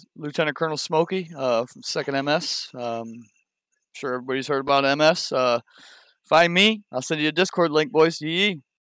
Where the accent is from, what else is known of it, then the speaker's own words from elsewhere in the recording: Ohio, United States; I'm from Ohio myself